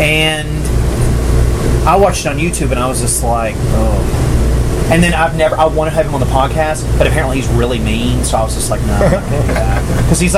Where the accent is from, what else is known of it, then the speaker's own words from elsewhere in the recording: Tennessee, United States; an hour and a half from where I grew up in Tennessee, is where they shot that damn thing.